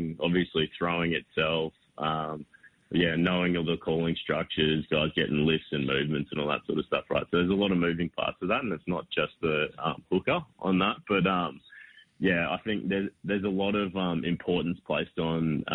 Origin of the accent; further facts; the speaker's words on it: Toowoomba, Queensland, Australia; now in Brisbane, Australia; I'm just Toowoomba born and raised.